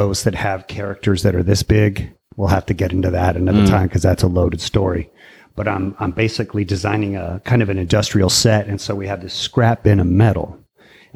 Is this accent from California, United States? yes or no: yes; Martinez, California, United States; also born or lived in Walnut Creek / Concord; Born in Walnut Creek and mostly raised in Martinez.